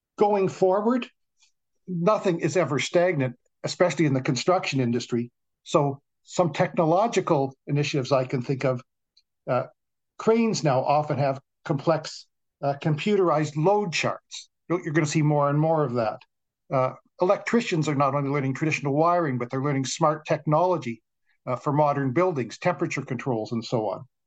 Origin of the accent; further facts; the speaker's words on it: Toronto, Ontario, Canada; I grew up in the West End of Toronto